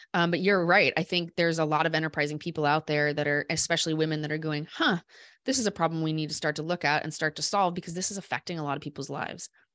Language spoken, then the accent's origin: English; Des Moines, Iowa, United States; I grew up in Des Moines.